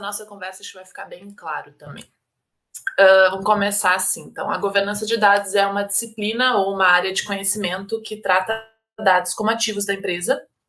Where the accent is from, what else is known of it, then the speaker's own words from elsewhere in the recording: Porto Alegre, Rio Grande do Sul, Brazil; moved away as an adult; now in Balneário Camboriú, Brazil; eu sou gaúcha, nasci em Porto Alegre, mas hoje eu moro em Balneário Camboriú, Santa Catarina